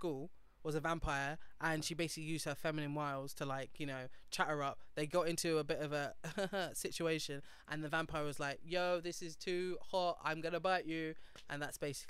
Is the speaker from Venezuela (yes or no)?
no; United Kingdom; also born or lived in North West London; As a Brit